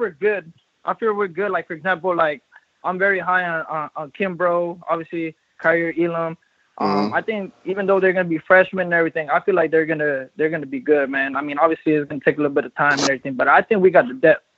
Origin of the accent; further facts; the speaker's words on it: Haines City, Florida, United States; also born or lived in Sebastian, Florida; You know, I grew up in Polk County, Haines City, Devonport area.